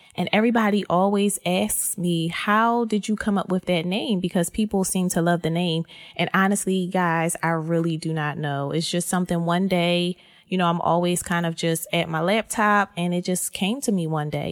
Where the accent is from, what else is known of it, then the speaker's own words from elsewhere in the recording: Philadelphia, Pennsylvania, United States; born and raised in Philly